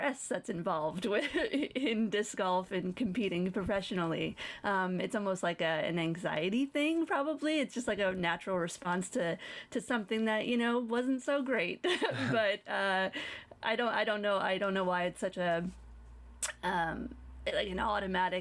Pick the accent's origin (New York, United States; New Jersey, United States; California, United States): New York, United States; moved away; also born or lived in Colorado; I am from New York. I only moved to Colorado.